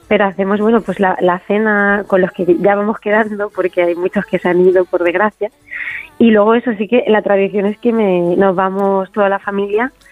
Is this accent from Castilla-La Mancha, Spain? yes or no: yes; Castilla-La Mancha, Spain; me lo pidieron de, los medios de, mi tierra, de Castilla-La Mancha